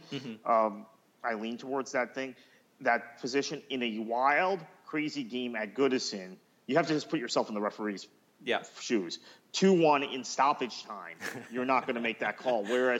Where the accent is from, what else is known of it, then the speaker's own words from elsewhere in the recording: United States; me also as American